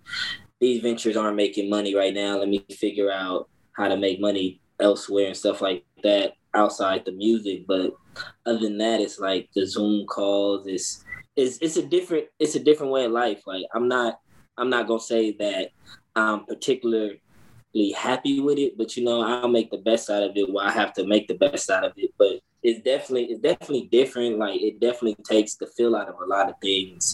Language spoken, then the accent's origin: English; Los Angeles, California, United States; I'm from Los Angeles, California, 29 years old